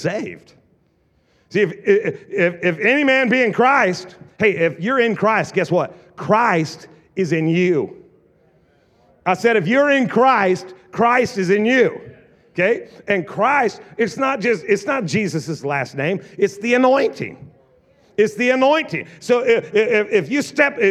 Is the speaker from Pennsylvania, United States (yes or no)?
no; Southern Oregon, United States; now in Tri-Cities, United States; I am from the South, Oregon